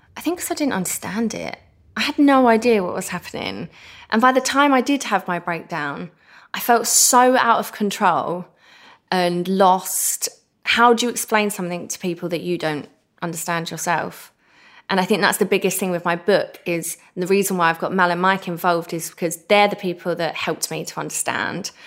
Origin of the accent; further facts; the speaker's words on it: Essex, East of England, United Kingdom; I'm the girl from Essex